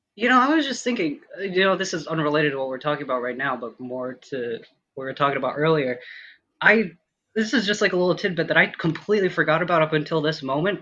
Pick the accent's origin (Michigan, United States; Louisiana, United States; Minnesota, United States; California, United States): Minnesota, United States; moved away as an adult; born and raised in Minnesota, lived there, you know, up until like I finished college